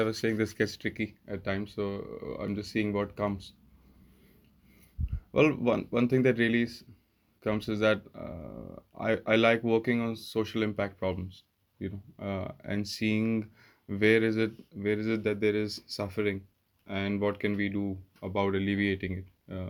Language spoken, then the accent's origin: English; India; I think growing up in India was one big thing, because my father was in the army and I lived all around India.